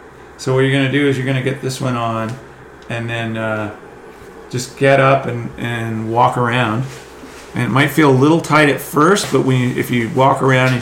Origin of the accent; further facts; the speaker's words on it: Northeast, United States; Like the guys, like the waves that we grew up riding in the Northeast, like it's no joke